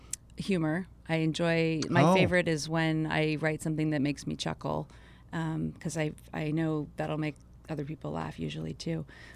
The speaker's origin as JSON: {"language": "English", "town": "Hollywood", "region": "California", "country": "United States", "tie": "born or raised there", "said": "I come from a family of storytellers. I grew up in Hollywood in the entertainment business."}